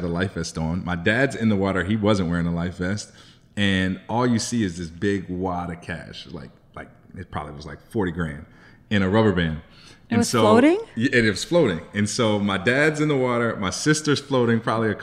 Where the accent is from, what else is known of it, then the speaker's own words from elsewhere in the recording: Chicago, Illinois, United States; Growing up in Chicago in the suburbs